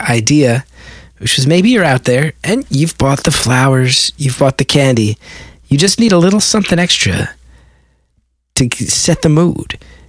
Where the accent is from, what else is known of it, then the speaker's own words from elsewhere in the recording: West Orange, New Jersey, United States; me and a couple other jabronis who I grew up with in West Orange.